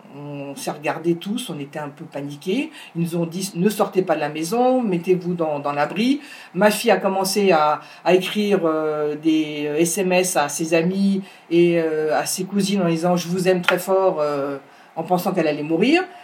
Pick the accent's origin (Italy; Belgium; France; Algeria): France; Paris, Île-de-France; moved away as an adult; also born or lived in Ashdod, Israel; now in Yesha, Israel; je viens de Paris, une vraie Parisienne